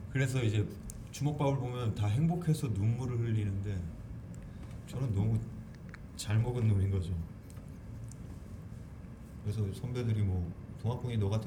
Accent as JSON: {"language": "Korean", "region": "Jeju", "country": "South Korea", "tie": "born or raised there", "said": "예, 예 제주도예요."}